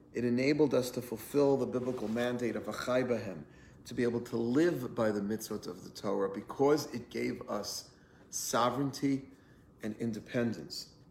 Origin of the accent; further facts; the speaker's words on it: United States; we as American Jews